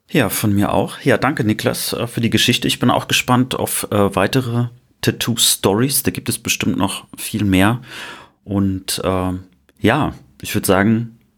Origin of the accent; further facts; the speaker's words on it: West Germany, Germany; Ich bin Wessi durch und durch